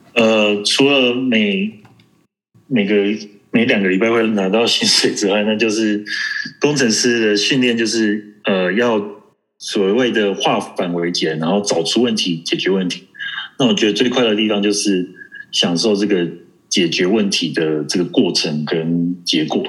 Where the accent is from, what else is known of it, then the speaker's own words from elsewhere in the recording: Taiwan; 还有我台湾人